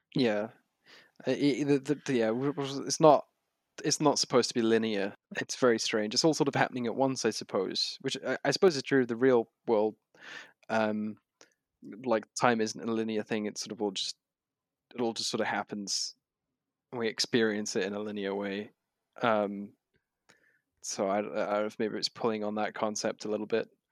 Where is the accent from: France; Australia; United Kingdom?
United Kingdom; as a British reader